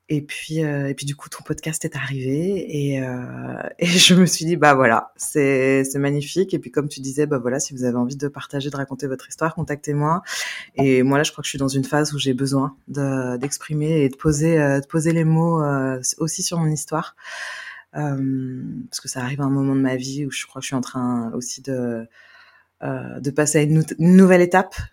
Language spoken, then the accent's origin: French; Carnac, Brittany, France; also born or lived in Vannes; je viens de Bretagne je suis née à Vannes voilà et donc ben, je suis née sous X et donc euh, adoptée à l'âge de trois mois. Et puis j'ai grandi euh, à Carnac.